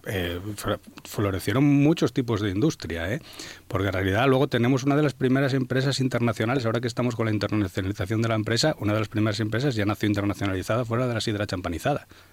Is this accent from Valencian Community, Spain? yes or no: no; Asturias, Spain; la comunidad que porta esta cultura, que somos los asturianos